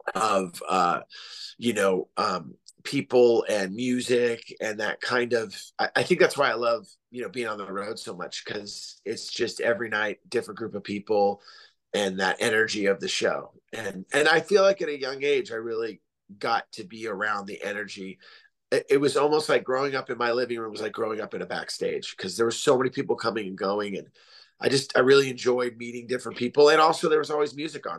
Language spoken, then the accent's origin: English; Santa Cruz, California, United States; also born or lived in San Jose; now in Oceanside, United States; growing up in Northern California, um, you know, as a little kid, I lived I lived out in the middle of nowhere. We lived in the Santa Cruz Mountains